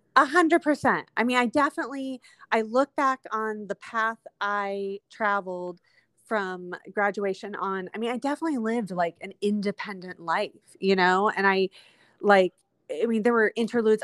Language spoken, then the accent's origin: English; Windsor Heights, United States; also born or lived in Waterbury Road neighborhood / Mexico; I grew up in Windsor Heights